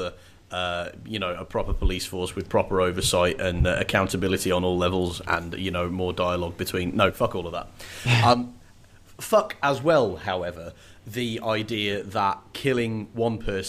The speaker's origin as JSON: {"language": "English", "town": "Birmingham", "region": "West Midlands", "country": "United Kingdom", "tie": "born or raised there", "said": "the accent from where I grew up in Birmingham"}